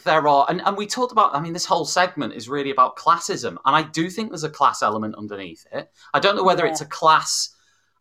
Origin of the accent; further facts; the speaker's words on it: the Wirral, North West England, United Kingdom; I'm from the Northwest and from, you know, the Wirral